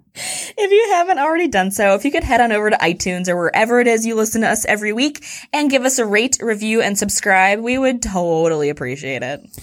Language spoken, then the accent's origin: English; Houston, Texas, United States; I'm from Houston